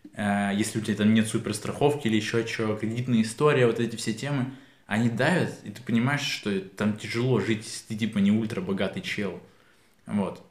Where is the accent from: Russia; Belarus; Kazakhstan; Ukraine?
Ukraine; Kyiv; я говорю, из Киева